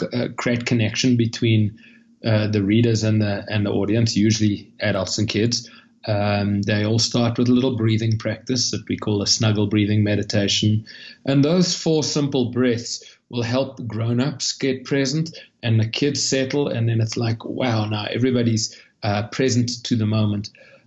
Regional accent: Cape Town, Western Cape, South Africa; moved away as an adult; now in United States; you'll hear from the accent that I'm not a local. I'm from Cape Town, South Africa.

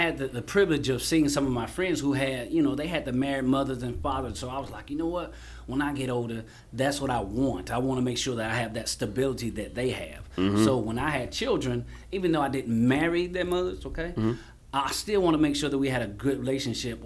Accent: Kelton, South Carolina, United States; also born or lived in Union, South Carolina / Jonesville, South Carolina; I'm from Kelton by way of Union. Kelton raised me.

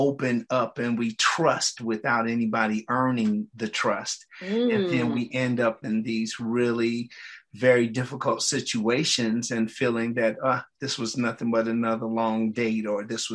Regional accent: Detroit, Michigan, United States; I'm from Detroit, Michigan

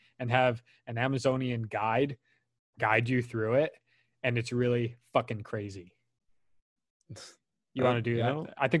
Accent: Indiana, United States; I'm from Indiana anyway.

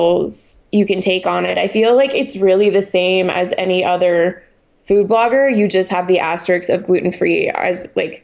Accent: Montreal, Quebec, Canada; moved away as an adult; now in United States; I grew up in Montreal, which is French Canada.

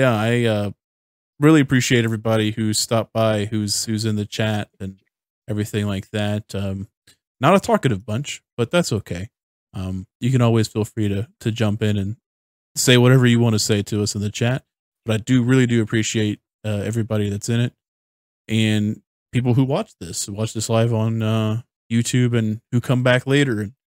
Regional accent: United States; I'm an American

